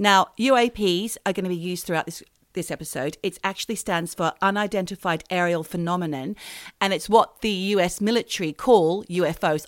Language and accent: English; Australia; moved away as an adult; we are Australian and we do hold Australian passports and we did grow up in Australia, but we haven't been resident there for many years. Like, for me, it's been thirty